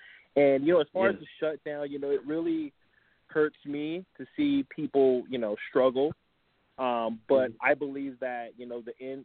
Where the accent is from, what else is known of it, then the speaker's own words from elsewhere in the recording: New York, United States; I, as a New Yorker